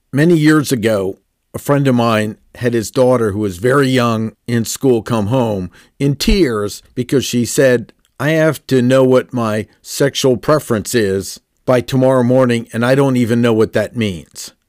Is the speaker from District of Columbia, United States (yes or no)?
yes; Washington, District of Columbia, United States; Growing up in Washington, D C